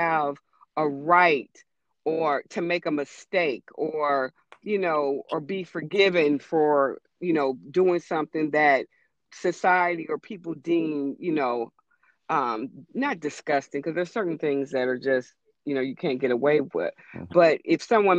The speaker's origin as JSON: {"language": "English", "region": "West Coast", "country": "United States", "tie": "born or raised there", "said": "I didn't grow up on the East Coast. I grew up on the West Coast"}